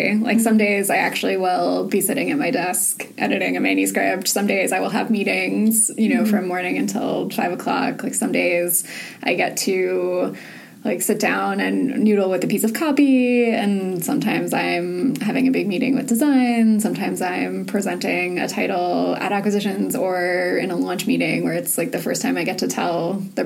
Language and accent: English; Southern California, United States; also born or lived in Orange County; now in New York, United States; I grew up in Southern California